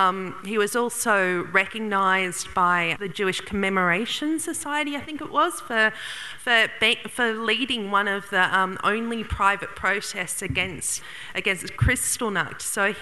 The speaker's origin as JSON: {"language": "English", "region": "Central Australia", "country": "Australia", "said": "I'm an Urrunda woman from Central Australia, and Urrunda's my only mob."}